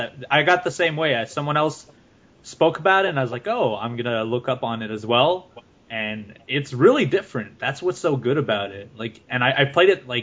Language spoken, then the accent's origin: English; Ottawa, Ontario, Canada; English is a second language; my hometown, Ottawa